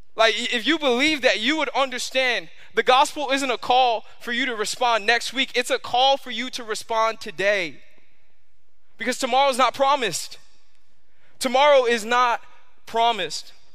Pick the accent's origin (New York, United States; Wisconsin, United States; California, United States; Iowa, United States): New York, United States; now in Florida, United States; I grew up in New York